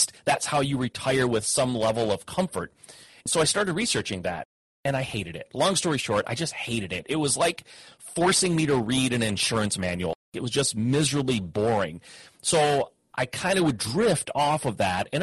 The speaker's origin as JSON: {"language": "English", "region": "Midwest", "country": "United States", "tie": "born or raised there", "said": "I grew up in the Midwest, had parents that worked in the automotive industry"}